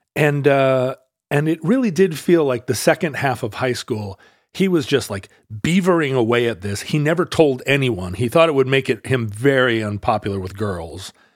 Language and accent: English; Alaska, United States; growing up in Alaska